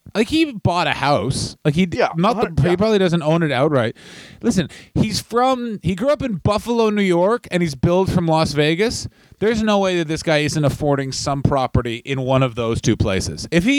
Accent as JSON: {"language": "English", "country": "Taiwan", "said": "It's like, I'm from Taiwan. What part of China is that?"}